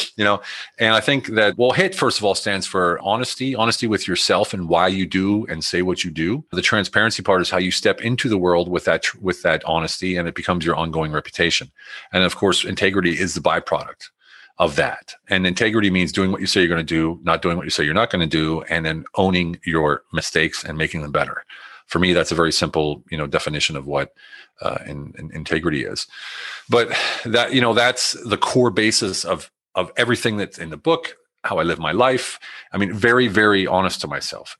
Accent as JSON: {"language": "English", "country": "United States", "also_born_or_lived": "Germany", "moved": "yes", "said": "I'm in Germany, they're against the war, but I'm American"}